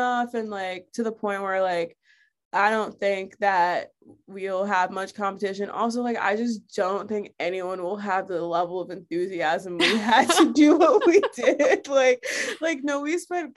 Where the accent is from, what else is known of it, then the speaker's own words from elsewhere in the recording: South Florida, United States; moved away as an adult; now in Brooklyn, United States; I grew up in Florida